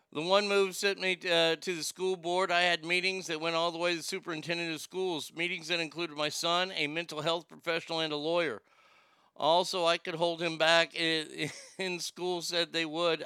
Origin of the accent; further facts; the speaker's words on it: Texas, United States; I grew up here in Texas